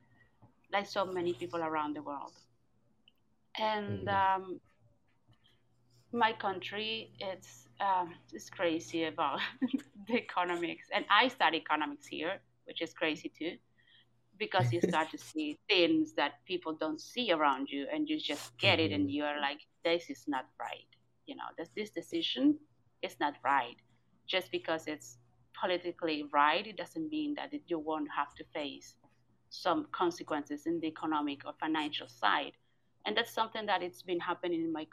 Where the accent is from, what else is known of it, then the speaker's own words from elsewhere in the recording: Cuba; I'm joining from Cuba, my beautiful and surreal island.